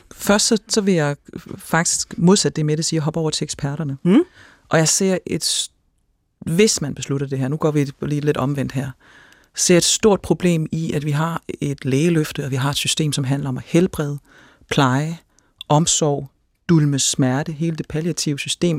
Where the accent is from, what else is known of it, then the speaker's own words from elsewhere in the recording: Denmark; som dansker